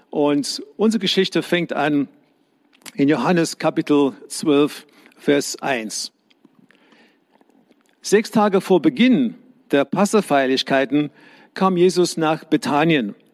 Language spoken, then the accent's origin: German; South Africa; Ich bin in die Schule gegangen in Südafrika, wo ich herkomme.